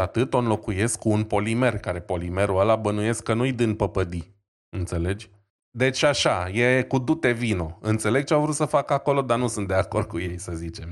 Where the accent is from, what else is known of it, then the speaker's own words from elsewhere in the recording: Romania; suntem și români